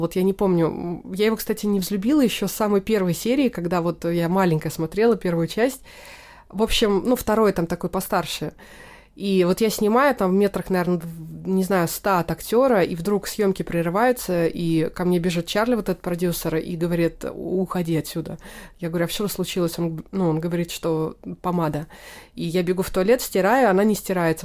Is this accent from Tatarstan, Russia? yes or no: yes; Naberezhnye Chelny, Tatarstan, Russia; moved away; Я родилась в Татарстане, в городе Набережные Челны